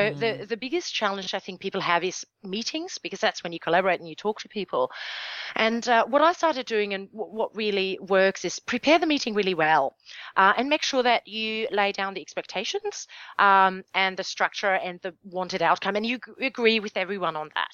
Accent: Germany; my home country, Germany.

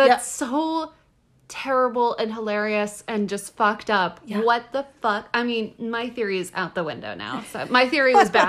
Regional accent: Texas, United States; I'm from Texas. I went to public school in Texas.

